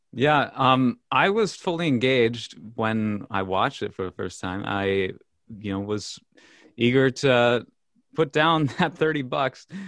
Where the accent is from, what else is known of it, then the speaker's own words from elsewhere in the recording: Minnesota, United States; we're from Minnesota